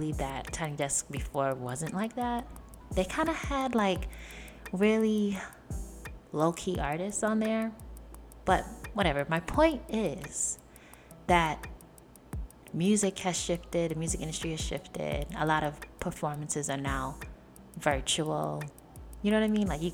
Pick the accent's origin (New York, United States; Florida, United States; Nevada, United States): New York, United States; New York City; I was born and raised in New York